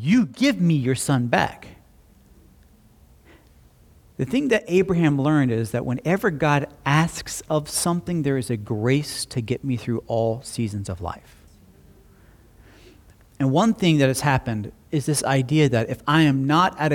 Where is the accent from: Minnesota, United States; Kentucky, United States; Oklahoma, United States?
Oklahoma, United States; Slapout; I was raised in Slapout